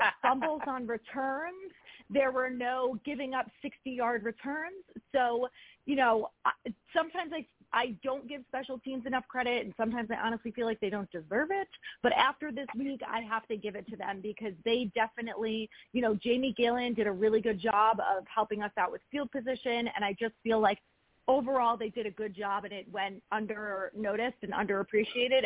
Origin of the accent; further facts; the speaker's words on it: New Jersey, United States; moved away as an adult; now in Fairfield, United States; I grew up in Jersey